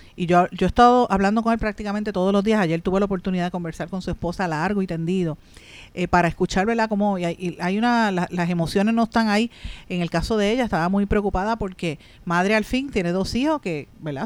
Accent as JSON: {"language": "Spanish", "country": "Puerto Rico", "said": "nuestro país"}